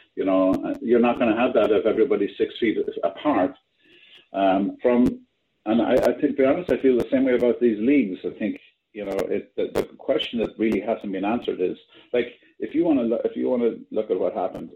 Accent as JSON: {"language": "English", "country": "Ireland", "moved": "yes", "lives_now": "New York, United States", "said": "I'm, I'm Irish"}